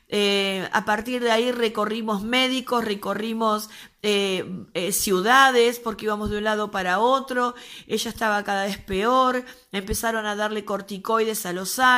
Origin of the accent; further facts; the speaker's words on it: Buenos Aires, Argentina; nosotros somos de Argentina, peor, perdón que no lo, no lo aclaré antes, somos de Argentina, Buenos Aires, quizás por el tono se den cuenta.